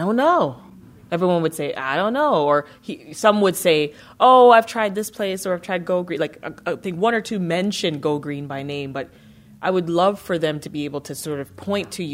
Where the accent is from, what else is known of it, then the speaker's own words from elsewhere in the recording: Jamaica; as a Jamaican